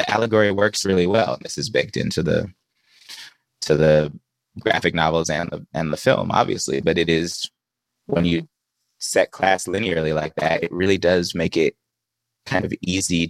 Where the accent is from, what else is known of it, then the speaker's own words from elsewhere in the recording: Bay Area, California, United States; I grew up in the Bay Area